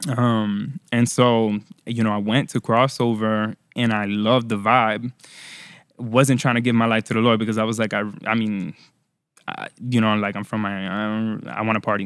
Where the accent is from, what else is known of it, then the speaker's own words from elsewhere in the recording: Florida, United States; first language Spanish; English is a second language; also born or lived in Puerto Rico / Orlando / Miami / Tampa; I was born in Puerto Rico, raised in Florida